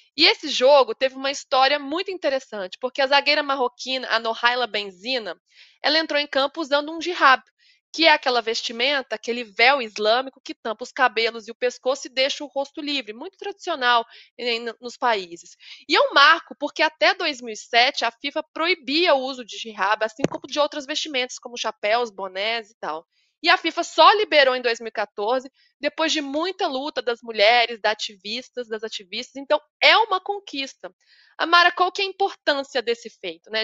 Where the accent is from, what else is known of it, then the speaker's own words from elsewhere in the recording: Minas Gerais, Brazil; Eu, como uma boa mineira